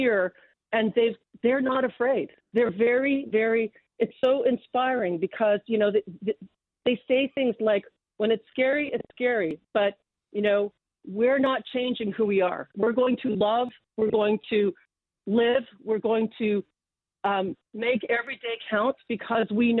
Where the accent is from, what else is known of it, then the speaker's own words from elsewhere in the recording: London, Ontario, Canada; I'm from London, Ontario. I was born in London